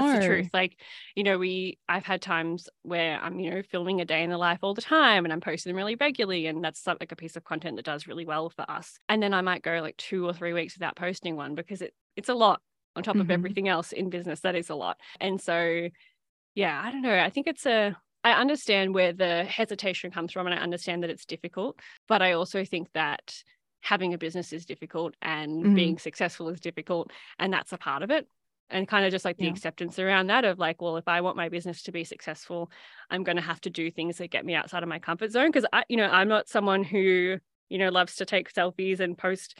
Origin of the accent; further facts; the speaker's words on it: Shepparton, Victoria, Australia; obviously I grew up in Shepparton. And so, you know, when I see someone from Shepparton order, chances are I'm like, oh yeah, I know who that is.